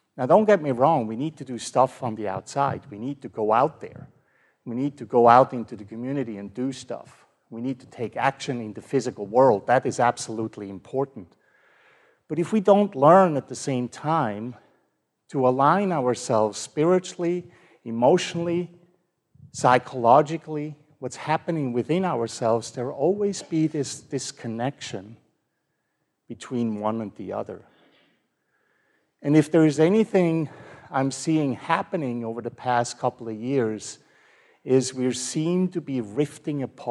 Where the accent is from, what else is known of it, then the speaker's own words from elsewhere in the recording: Switzerland; now in Fort Worth, United States; I grew up in Switzerland